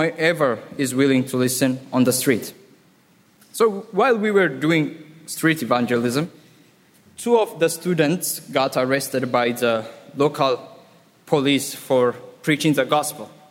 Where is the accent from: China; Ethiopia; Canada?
Ethiopia; now in Ras Al Khaimah, United Arab Emirates; I'm from Ethiopia